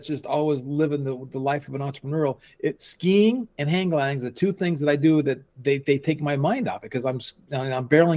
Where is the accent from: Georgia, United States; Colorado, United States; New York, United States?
Colorado, United States; now in Escondido, United States; I'm from Colorado. So, you know, we had four seasons and winters and I grew up on skis and skiing.